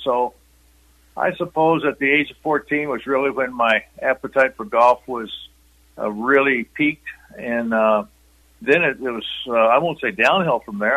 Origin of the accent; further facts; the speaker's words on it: southeast Kansas, United States; moved away; also born or lived in Missouri / Oklahoma / Boulder, Colorado; I, I really was raised in Kansas, although Missouri line was not far away, and the Oklahoma line was one of the same. It was kind of that little small area in southeast Kansas.